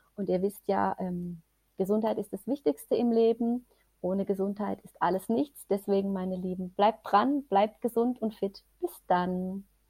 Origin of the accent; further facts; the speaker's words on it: Germany; bei uns in Deutschland